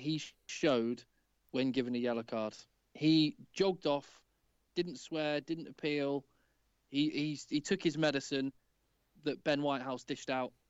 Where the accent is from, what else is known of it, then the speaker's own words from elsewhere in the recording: Ulster, Northern Ireland, United Kingdom; as an Ulsterman